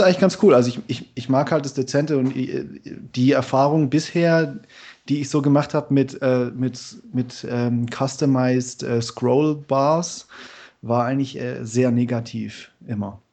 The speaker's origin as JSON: {"language": "German", "town": "Stuttgart", "region": "Baden-Württemberg", "country": "Germany", "said": "ich bin aus Stuttgart. Ich arbeite momentan in Karlsruhe"}